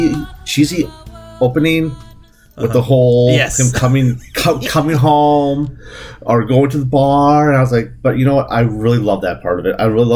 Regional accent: the South, United States; I'm from the South. So to me, it felt right because that's all I know.

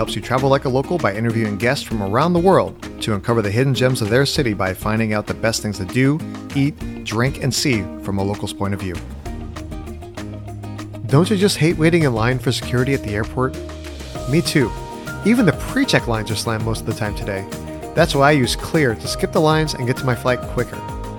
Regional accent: California, United States; as a California boy at heart, it's always like fun to be able to talk about cities in my home state.

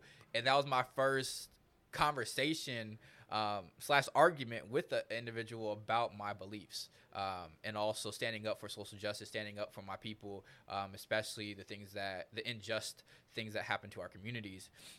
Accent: Des Moines, Iowa, United States; I'm from Des Moines, Iowa. I was in the Johnson School District.

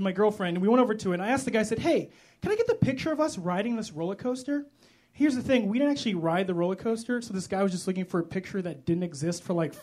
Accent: Chicago, Illinois, United States; I am from Chicago, like Cameron said. I love Chicago.

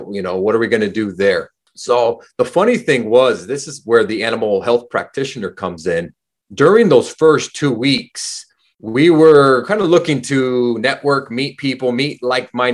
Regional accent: California, United States; moved away as an adult; now in New Zealand; Born and raised in California, pretty much lived my entire life in California until I moved to New Zealand.

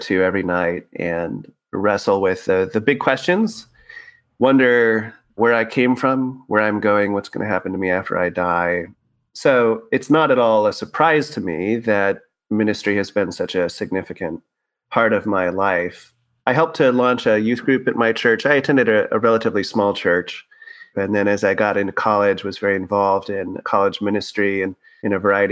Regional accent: Tracy, California, United States; also born or lived in South San Francisco Bay Area; We moved from the South Bay Area, the South San Francisco Bay Area, out into a town called Tracy

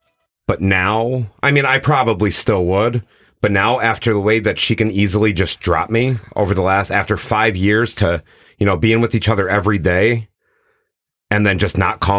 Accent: Scranton, Pennsylvania, United States; I'm from Scranton.

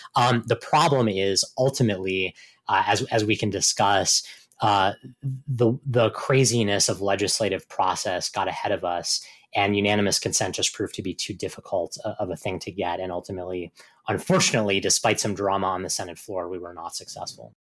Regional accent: Virginia, United States; Virginia, my home state

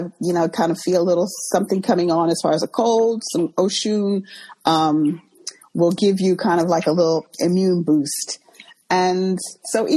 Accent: Texas, United States; moved away as an adult; also born or lived in London, United Kingdom; now in United Kingdom; at the age of five, I moved to the U.S. I was raised in Texas, schooled in Texas and all that, went to university in Texas

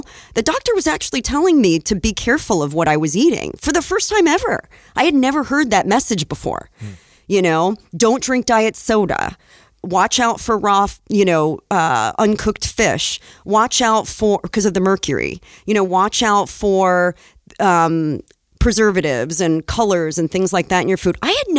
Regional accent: Egypt; I grew up in Egypt, and we would go to the market for everything.

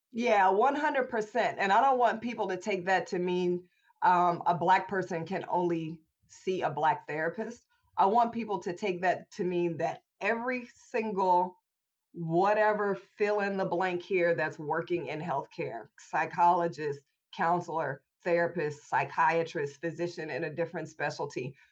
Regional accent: Indianapolis, Indiana, United States; I was born and raised in Indianapolis, Indiana in the early 80s

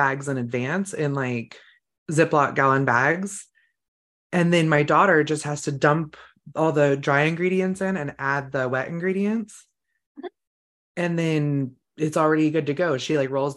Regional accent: California, United States; now in Idaho, United States; I grew up in California

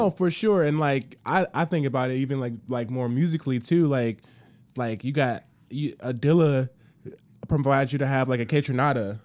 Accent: Chicago, Illinois, United States; my hometown across the tiers in Chicago

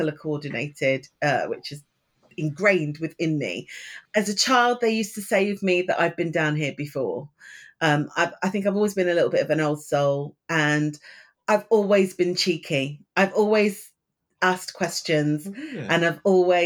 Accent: Leicester, East Midlands, United Kingdom; moved away; I'm from the Midlands, from Leicester

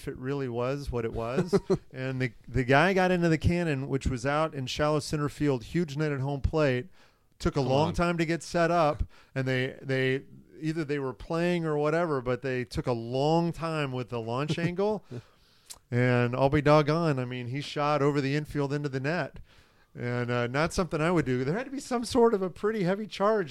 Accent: Northern California, United States; I'm from Northern California

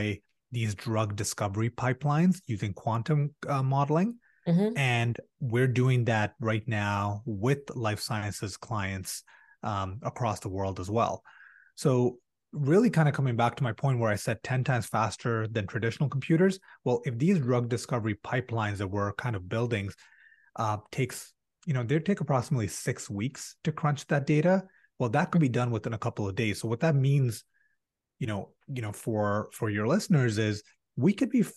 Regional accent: Canada; as a Canadian

